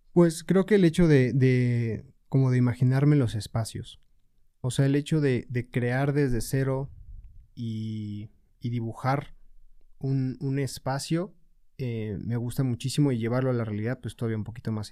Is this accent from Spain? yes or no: no; Puebla, Mexico; Yo soy originario de Puebla. Y pues sí, aquí he estado toda mi vida